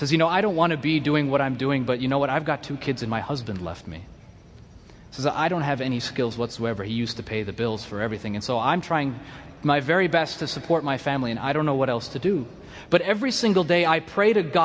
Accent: United States; I'm from America

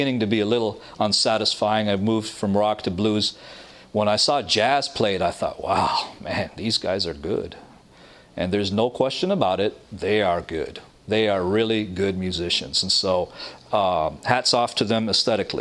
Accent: Toronto, Ontario, Canada; moved away as an adult; now in Michigan, United States; I was raised in Toronto, Canada, with loving family

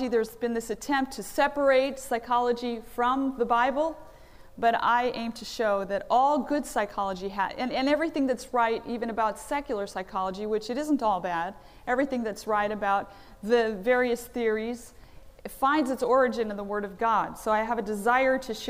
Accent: Philadelphia, Pennsylvania, United States; I'm from Philadelphia

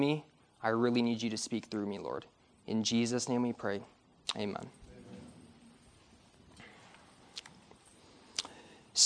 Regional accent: Detroit, Michigan, United States; I'm from Michigan, born and raised in Detroit

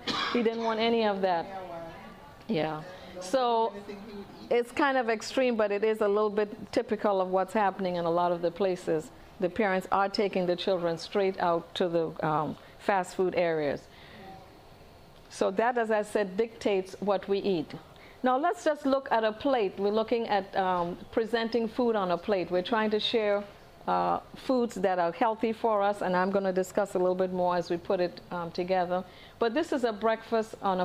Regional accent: Trinidad & Tobago; moved away; originally I'm from Trinidad

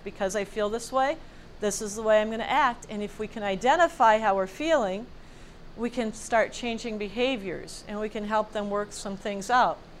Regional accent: United States; as Americans, born and raised in the United States

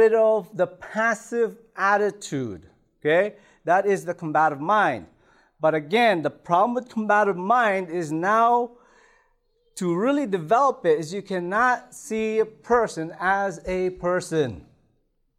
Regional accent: Toronto, Ontario, Canada; also born or lived in Philippines; I was born in the Philippines, grew up in Toronto

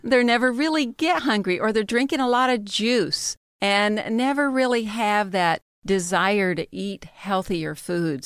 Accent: the South, United States; I'm from the South

